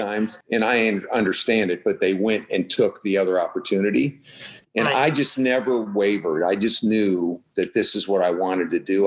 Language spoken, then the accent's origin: English; Midwest, United States; now in Texas, United States; born and raised in the Midwest